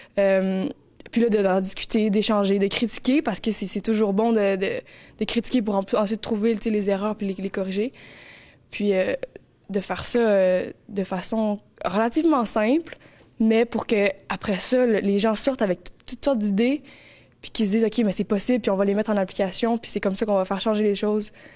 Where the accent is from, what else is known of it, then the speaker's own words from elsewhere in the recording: Montreal, Quebec, Canada; moved away as an adult; now in Gaspé, Canada; je suis originaire de Montréal. En fait, j'ai grandi euh, toute euh, ma jeunesse là-bas